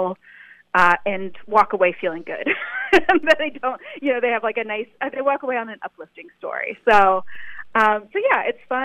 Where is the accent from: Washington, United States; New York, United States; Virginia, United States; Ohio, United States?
Ohio, United States; moved away; I'm a Midwest gal. I'm from Ohio